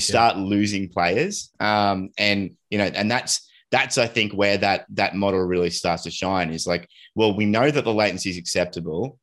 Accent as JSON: {"language": "English", "country": "Australia", "tie": "born or raised there", "said": "we're Aussie and, uh, and, and, like, we've grown up with just horrible connectivity to the rest of the world"}